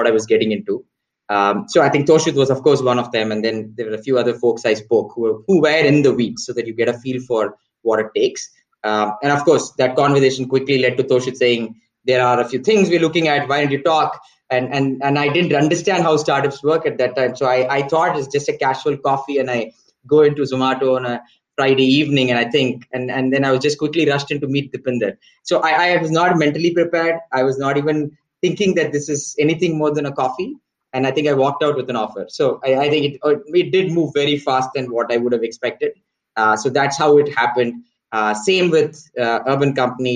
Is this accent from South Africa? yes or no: no; Chennai, Tamil Nadu, India; moved away as an adult; also born or lived in United States; fairly a small town boy, mostly grew up in South. Large part of it was also in Chennai.